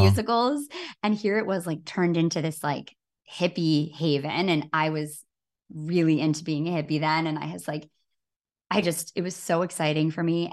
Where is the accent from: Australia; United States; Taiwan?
United States; Grand Rapids, Michigan; my hometown in Grand Rapids, Michigan